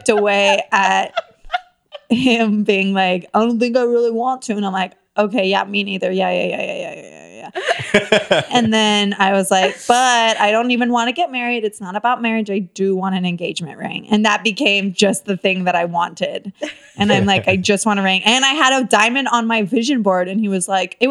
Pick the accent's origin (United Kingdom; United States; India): United States; Tampa, Florida; now in Los Angeles, United States; I'm from originally, it's embarrassing, from Florida